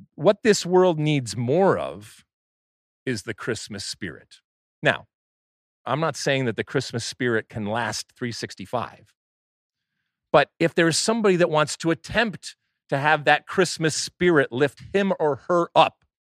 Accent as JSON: {"language": "English", "region": "Michigan", "country": "United States", "tie": "born or raised there", "said": "growing up in Michigan"}